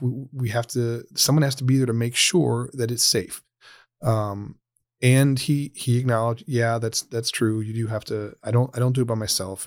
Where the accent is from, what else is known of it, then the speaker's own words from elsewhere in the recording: Ohio, United States; the state of Ohio, uh, my home state, my home community